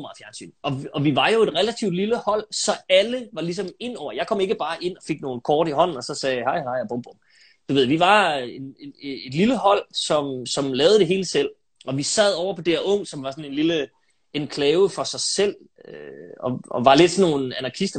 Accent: Aalborg, North Denmark Region, Denmark; jeg er født og opvokset i Aalborg, øh, inde midt i byen

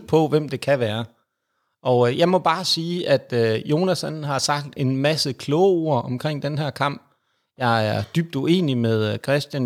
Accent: Jutland, Denmark; jeg er jyde

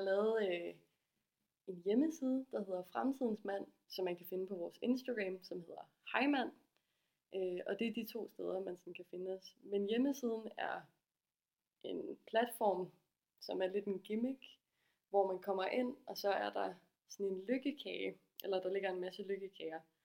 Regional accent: Aarhus, Central Denmark Region, Denmark; jeg kommer fra Aarhus og er 26 år gammel

